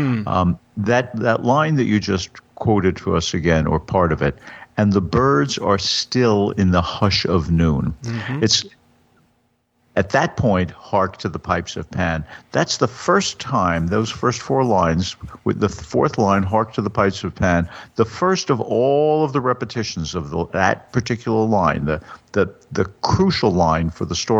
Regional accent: United States; I'm an American.

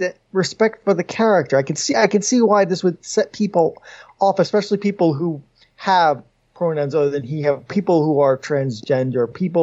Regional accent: New York, United States; I grew up in New York. Kosher is part of my vocabulary.

